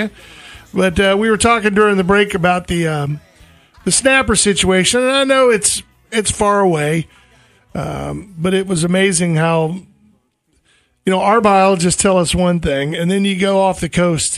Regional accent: United States; moved away; also born or lived in Louisiana / Texas; growing up around Louisiana and Texas all my life until we moved here

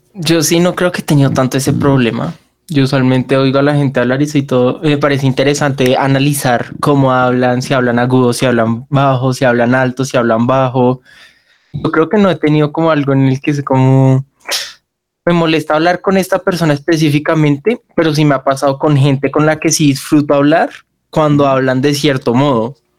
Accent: Bogotá, Colombia; accent: rolo; yo soy 100% rolo y se nota en mi forma de hablar

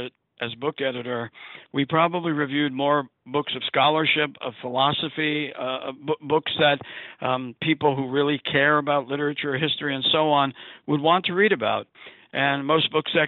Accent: New York City, New York, United States; I grew up in Brooklyn, New York

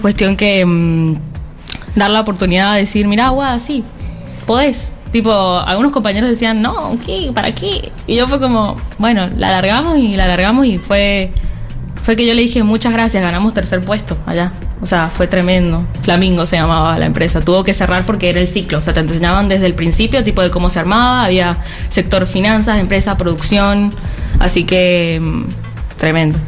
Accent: San Juan, Argentina; Sí, soy de la provincia de San Juan, nos vinimos y estamos muy contentos de estar acá.

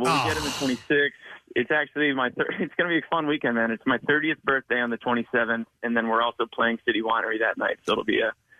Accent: Allentown, New Jersey, United States; moved away; also born or lived in Philadelphia, Pennsylvania; I grew up in Central Jersey.

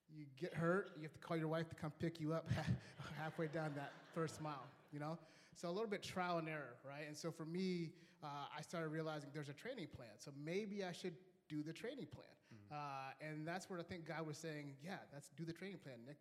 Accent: Kenya; I was born in Kenya

